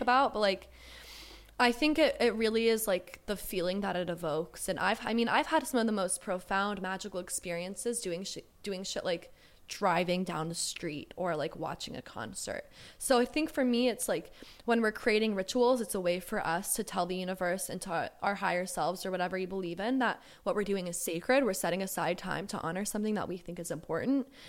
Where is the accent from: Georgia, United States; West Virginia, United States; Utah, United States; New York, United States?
Georgia, United States; also born or lived in Southern California; now in California, United States; I was born in Southern California and I lived here for a little, for, like, six or seven years, um, but I was raised in the deep south in Georgia